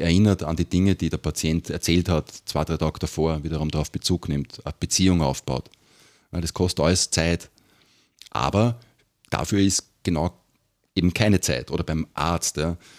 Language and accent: German; Vienna, Austria; bei uns in Wien